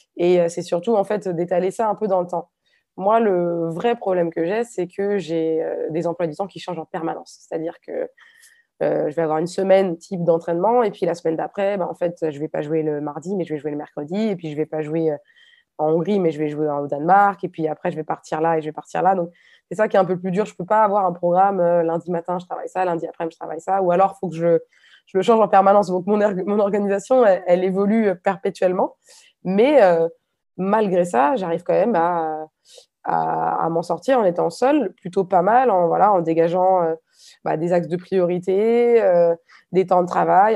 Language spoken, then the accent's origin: French; Nantes, Pays de la Loire, France; moved away as an adult; now in Hungary; je suis nantaise d'origine